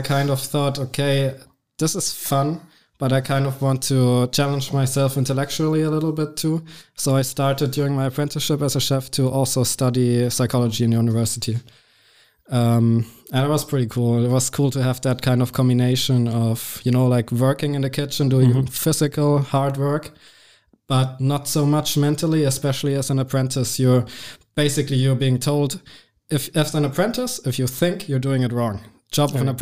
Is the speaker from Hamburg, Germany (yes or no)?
no; Regensburg, Bavaria, Germany; also born or lived in Munich; I grew up in Regensburg until I was 17 or 18 years old. Then I moved out and I moved to Munich, the big city.